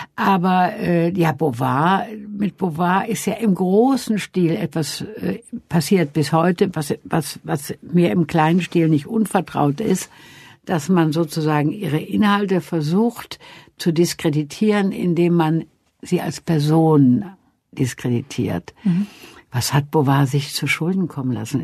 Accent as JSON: {"language": "German", "town": "Wuppertal", "region": "North Rhine-Westphalia", "country": "Germany", "tie": "born or raised there", "also_born_or_lived": "a village in Franconia", "said": "ich bin in Wuppertal geboren und war dann sechs Jahre evakuiert auf einem, in einem fränkischen Dorf und dann kam ich zurück nach Wuppertal"}